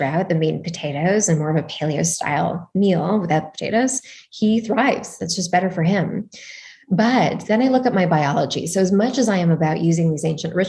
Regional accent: Toronto, Ontario, Canada; also born or lived in Montreal, Canada; now in California, United States; I'm from Toronto

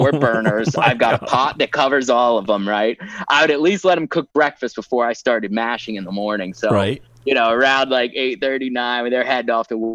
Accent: United States; moved away; also born or lived in Peru; We don't even have this stuff in the US

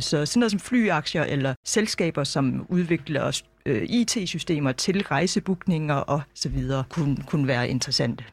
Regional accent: Denmark; som dansker

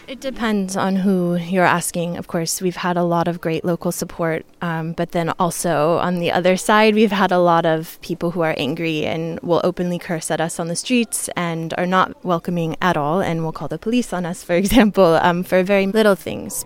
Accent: New York, United States; I'm from New York

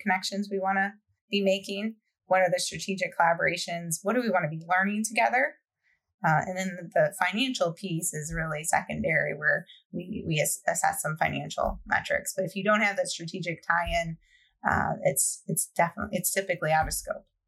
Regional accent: Michigan, United States; I grew up in Michigan, not far from about an hour or so from Ann Arbor

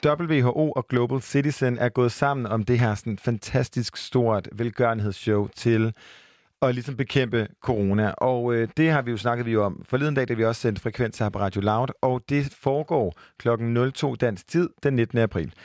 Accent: Jutland, Denmark; moved away; hjemme i Jylland

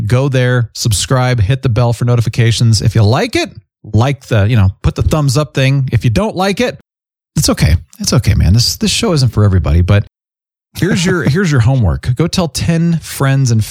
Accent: Phoenix, Arizona, United States; moved away; I grew up in Phoenix

